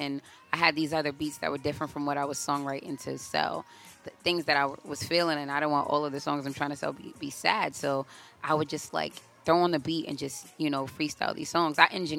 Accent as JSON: {"language": "English", "country": "Jamaica", "said": "I'm Jamaican."}